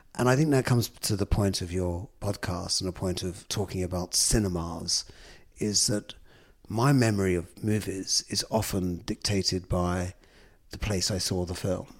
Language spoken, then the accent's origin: English; London, United Kingdom; when I was a kid growing up in London. I think from my doorstep in Islington, I was born in the pre-gentrified Islington of the late fifties.